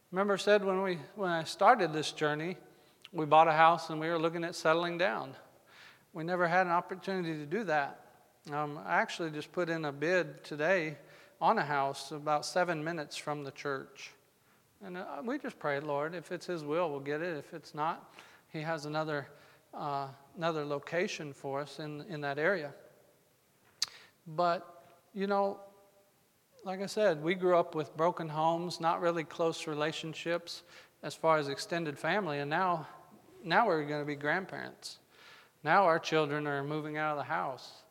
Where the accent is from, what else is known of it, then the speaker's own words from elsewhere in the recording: Arizona, United States; also born or lived in New Mexico / Colorado; I was raised in Arizona, New Mexico, Colorado.